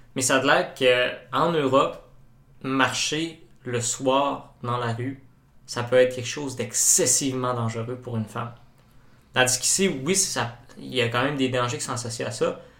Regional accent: Quebec, Canada; en tant que Québécois

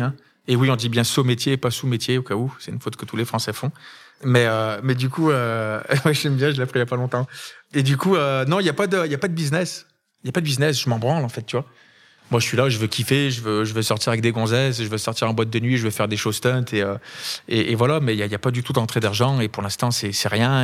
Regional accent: Saint-Étienne, Auvergne-Rhône-Alpes, France; Stéphanois, je suis né à Saint-Etienne

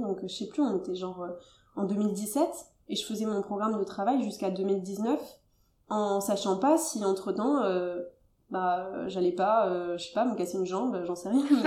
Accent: Toulouse, Occitania, France; moi, je suis originaire de Toulouse

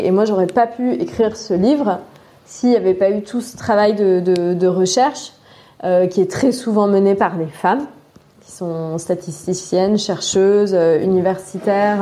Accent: Drôme, Auvergne-Rhône-Alpes, France; moved away as an adult; also born or lived in Turkey / Russia; Je viens de la Drôme, un très beau euh, département où je suis toujours euh, émerveillée et ravie de, de revenir

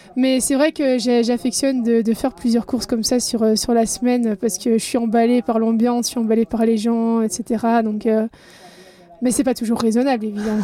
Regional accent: Belgium; je suis belge, j'ai 36 ans

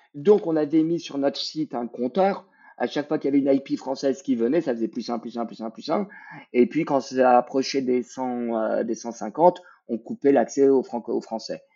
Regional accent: Quebec, Canada; on est québécois

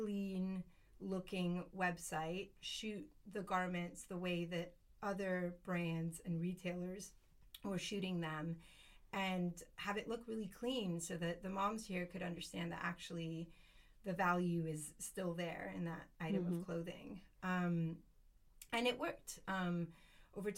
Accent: United States; moved away as an adult; also born or lived in Spain; now in Garraf, Spain; I grew up in the States

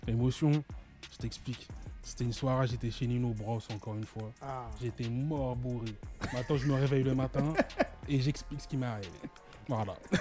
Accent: Paris region, Île-de-France, France; also born or lived in Ivry-sur-Seine / Vitry-sur-Seine; now in Paris, France; je suis de la région parisienne. J'ai été sur, euh, bah, sur Ivry, Vitry

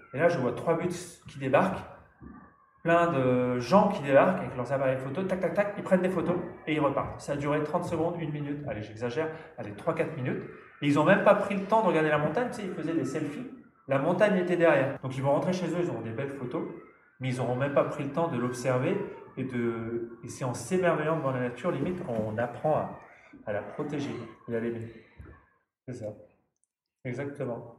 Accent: Nord, Hauts-de-France, France; je suis né dans le Nord, donc quelqu'un du plat pays

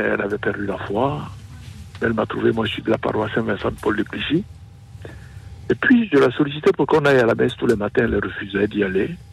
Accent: Côte d’Ivoire; moved away as an adult; also born or lived in Burkina Faso; now in Paris, France; Je suis d'Afrique, du Burkina Faso exactement, né en Côte d'Ivoire

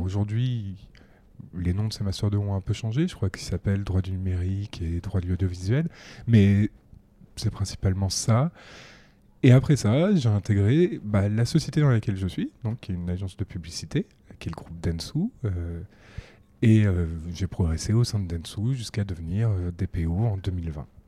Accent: Paris, Île-de-France, France; Je suis un Parisien de 30 ans. J'ai grandi en fait toute ma vie à Paris

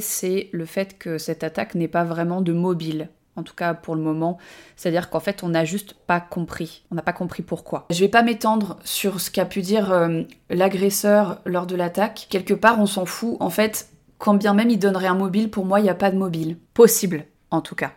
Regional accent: Annecy, Auvergne-Rhône-Alpes, France; moved away as an adult; now in Tarn, France; moi je, je vis dans le Tarn depuis trois ans, mais j'ai grandi à Annecy

